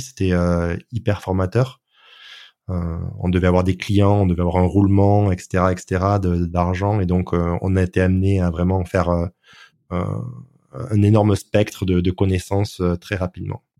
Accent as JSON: {"language": "French", "country": "France", "said": "je suis français"}